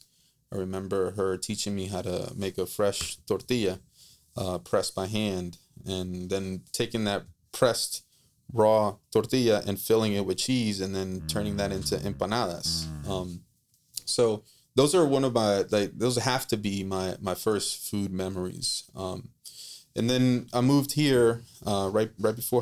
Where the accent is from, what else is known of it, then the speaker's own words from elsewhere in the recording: Costa Rica; now in New Orleans, United States; I grew up in Costa Rica